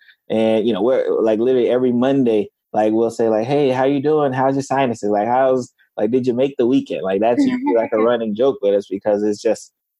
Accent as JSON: {"language": "English", "region": "South Florida", "country": "United States", "also_born_or_lived": "Tallahassee, Florida", "said": "I'm from South Florida."}